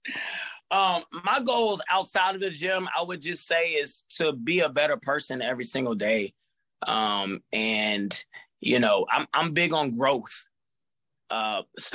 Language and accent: English; Fayetteville, United States; I love my hometown. I put on for my hometown